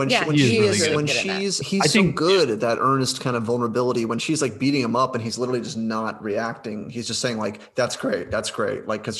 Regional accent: Ohio, United States; I'm from Ohio.

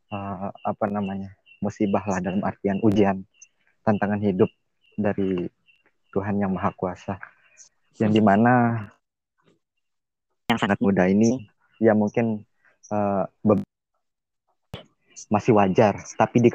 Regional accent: West Nusa Tenggara, Indonesia; klimaks klimaks saya nih sebagai eh, warga NTB tentunya eh, masyarakat NTB ini tidak mengenal potensi atau produk-produk yang ada di NTB.

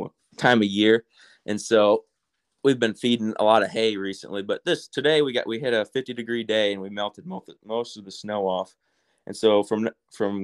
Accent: Bronson, Michigan, United States; moved away; I come from Southern Michigan, a little town called Bronson. Had about 85 kids in my graduating class, so kind of small, small rural town

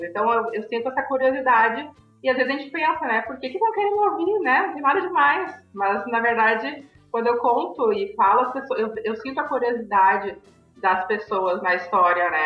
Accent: Novo Hamburgo, Rio Grande do Sul, Brazil; nasci em Novo Hamburgo

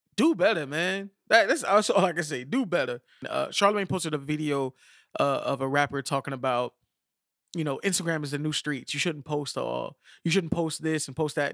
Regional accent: Miami, Florida, United States; we're from Miami

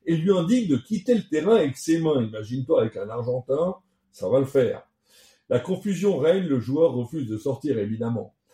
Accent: France; On est français, on vous aime quand même.

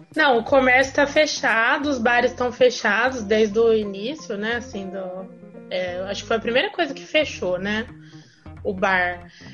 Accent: Ribeirão Preto, São Paulo, Brazil; eu sou de Ribeirão Preto

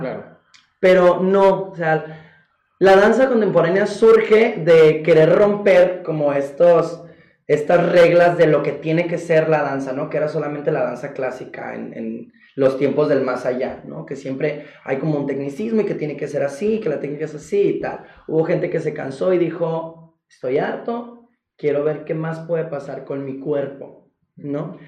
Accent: Golfo de Santa Clara, Sonora, Mexico; also born or lived in San Luis Río Colorado; soy eh, originario del Golfo de Santa Clara, Sonora, México, orgullosamente, mi pueblo pesquero

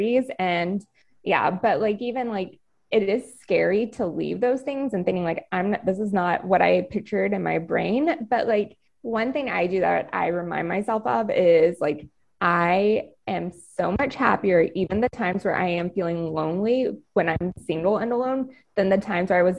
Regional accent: the South, United States; I'm also from the South

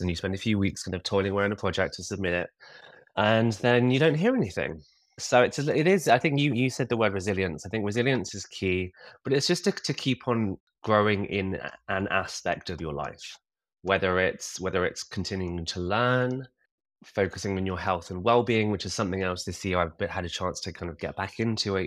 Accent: Kingston upon Thames, London, United Kingdom; I'm from a ta-, a very nice town called Kingston-upon-Thames, which is about twelve miles from the centre of London

